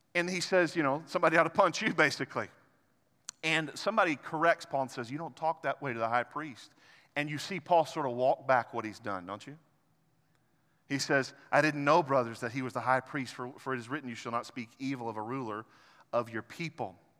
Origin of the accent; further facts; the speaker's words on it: Arkansas, United States; I'm an Arkansan